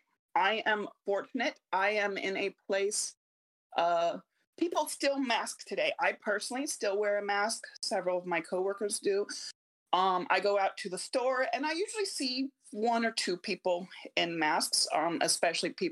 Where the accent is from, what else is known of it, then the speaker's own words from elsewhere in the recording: United States; I'm American, very much American